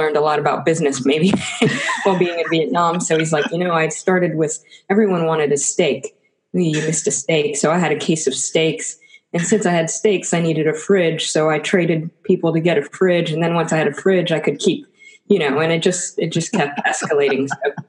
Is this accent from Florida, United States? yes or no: yes; Tampa, Florida, United States; Yeah, well, I think that half of New York City moves to Florida.